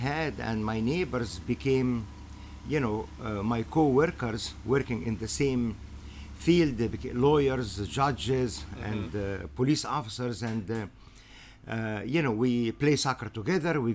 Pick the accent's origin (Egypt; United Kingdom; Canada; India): Egypt; was raised, born and raised in Egypt.